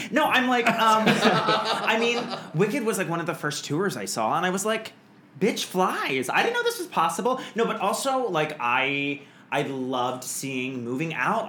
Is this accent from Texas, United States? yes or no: yes; Montgomery, Texas, United States; now in New York, United States; I'm originally from small town Texas.